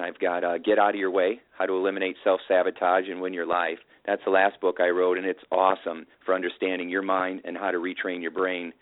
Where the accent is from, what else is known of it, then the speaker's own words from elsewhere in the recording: Indiana, United States; I've got my uh, farmer wisdom growing up in Indiana